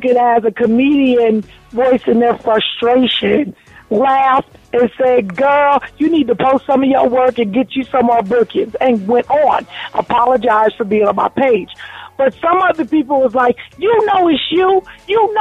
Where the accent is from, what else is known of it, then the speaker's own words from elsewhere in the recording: New Jersey, United States; I'm born and raised in New Jersey